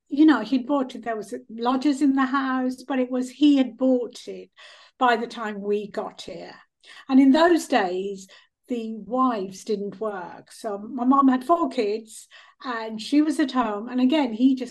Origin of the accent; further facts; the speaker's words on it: India; now in United Kingdom; I was born in India